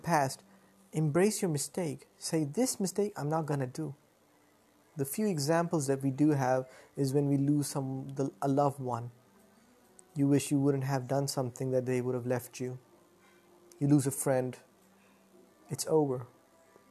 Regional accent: Lahore, Punjab, Pakistan; I'm from Pakistan, Lahore. I live in a very good society

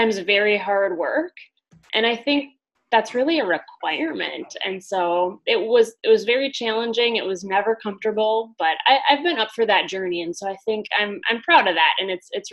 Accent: Wisconsin, United States; I'm from the Midwest and from the Wisconsin area, born and raised, as you can tell with my great accent

